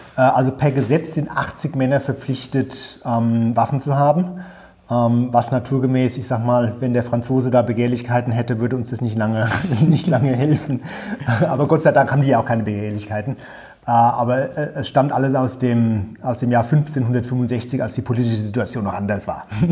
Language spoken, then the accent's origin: German; Germany; moved away as an adult; also born or lived in United States / United Kingdom; now in Channel Islands; Also ich war ungewöhnlicherweise so der eine Deutsche, der in der Leave-Kampagne dabei war